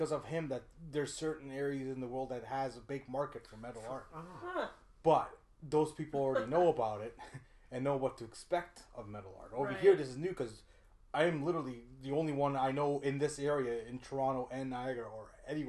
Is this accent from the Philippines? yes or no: no; Hungary; now in Canada; I am from Hungary, people.